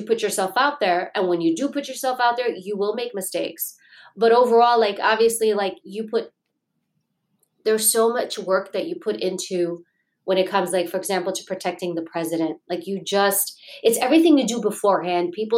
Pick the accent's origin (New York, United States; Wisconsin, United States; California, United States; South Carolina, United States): New York, United States; New York City; I grew up in Queens, New York